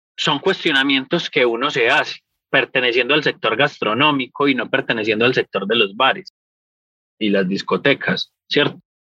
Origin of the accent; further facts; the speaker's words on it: Paisa, Antioquia, Colombia; moved away; also born or lived in United States; Los paisas, por cultura general, somos los mercaderes y los negociantes más hueputas que hay en el mundo